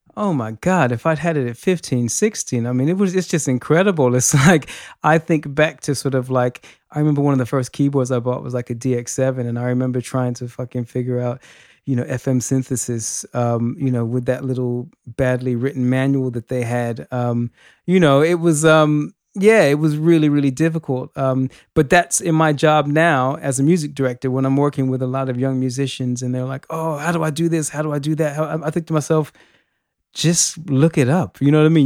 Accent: Los Angeles, California, United States; now in United Kingdom; I'm from Los Angeles originally, um, but I have been in the U K for many, many years

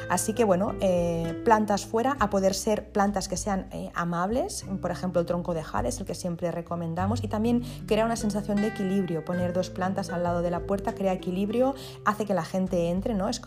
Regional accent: Spain; first language ca; Spanish is a second language; lo mezclo con, con, mi idioma materno, que es el catalán

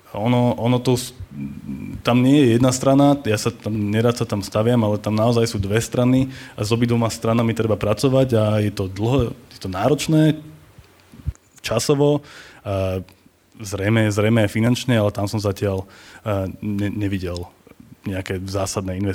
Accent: Bratislava, Bratislava Region, Slovakia; pochádzam teda zo zmiešanej rodiny a narodil som sa v Bratislave

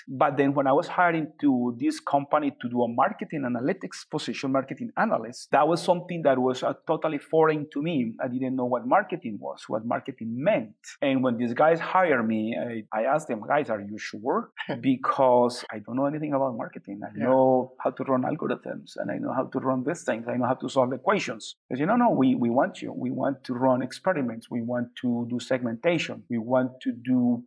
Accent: Colombia; moved away as an adult; also born or lived in California, United States; now in San Francisco, United States; I grew up in Colombia, in South America. Grew up in a very small village in the Andes, surrounded by coffee

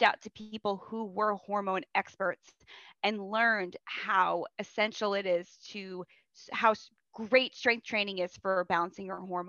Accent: New York, United States; I'm from New York

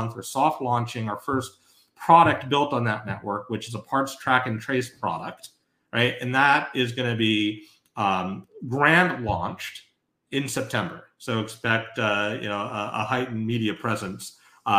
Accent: Northeast, United States; I grew up in the Northeast, New York Thruway or the Mass Pike

